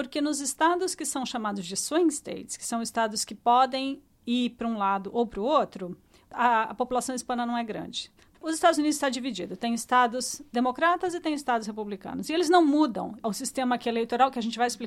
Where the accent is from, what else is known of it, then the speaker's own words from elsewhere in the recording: Brazil; eu sou brasileiro, eu sou lá hispana?